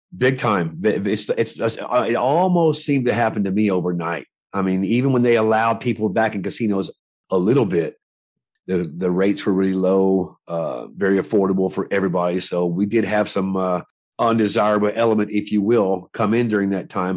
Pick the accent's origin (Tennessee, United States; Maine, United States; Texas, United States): Tennessee, United States; Nashville; I was born and raised in Nashville, Tennessee